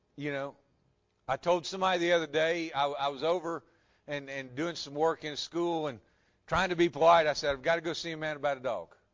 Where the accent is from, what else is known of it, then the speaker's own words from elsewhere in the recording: West Tennessee, United States; I grew up in West Tennessee.